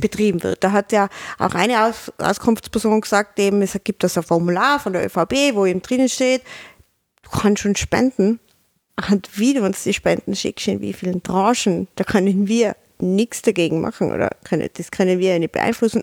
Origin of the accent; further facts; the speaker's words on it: Tyrol, Austria; als Tiroler